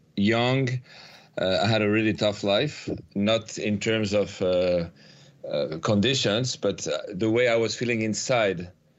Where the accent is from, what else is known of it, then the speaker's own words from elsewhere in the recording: Paris, Île-de-France, France; I'm from Paris, so I was living in the suburbs of Paris.